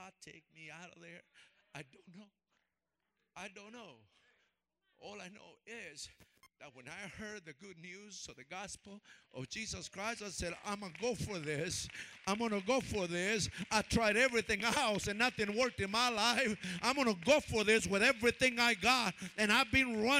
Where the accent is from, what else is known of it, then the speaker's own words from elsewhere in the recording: Oakland, California, United States; I'm coming from Oakland, East Oakland